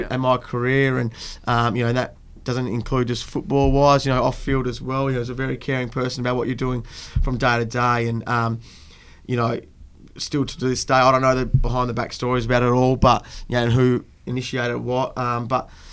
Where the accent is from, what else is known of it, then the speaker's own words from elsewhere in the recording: Fremantle, Western Australia, Australia; I grew up around locally around um, sort of Coogee way, and then um, went to school at CBC and then obviously played my footy through at South Fremantle